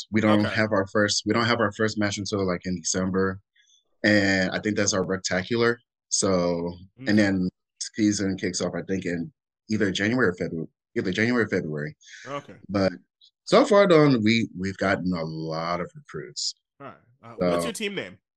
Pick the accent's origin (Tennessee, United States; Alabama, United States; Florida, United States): Alabama, United States; moved away as an adult; also born or lived in Minnesota / Palm Springs, California / Camp Pendleton, California; I'm originally from Minnesota, and Ooh. then moved down to Alabama, and that's where I was raised for all okay. high school